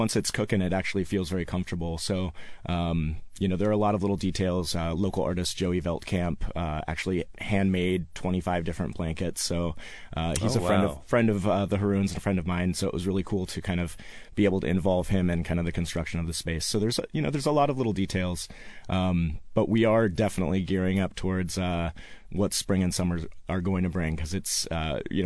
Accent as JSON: {"language": "English", "town": "Seattle", "region": "Washington", "country": "United States", "tie": "born or raised there", "said": "born and raised in Seattle"}